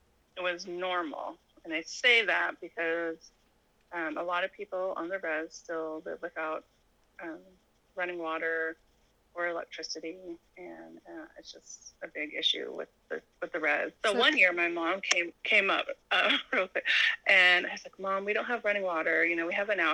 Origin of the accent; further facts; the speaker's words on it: Arizona, United States; moved away as an adult; also born or lived in Tucson, Arizona; now in Alaska, United States; I grew up in Arizona. I'm actually Native American. I'm Navajo. So, I grew up on the Navajo Nation.